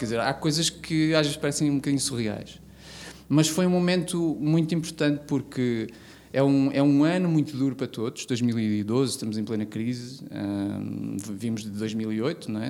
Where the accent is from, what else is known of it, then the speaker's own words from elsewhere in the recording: Vila das Aves, Norte, Portugal; eu não tendo nascido em Guimarães, eu nasci em Vila das Aves